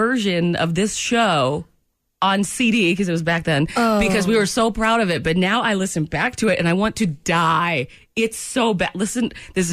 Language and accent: English; Maine, United States; It was a ska band in my hometown of Maine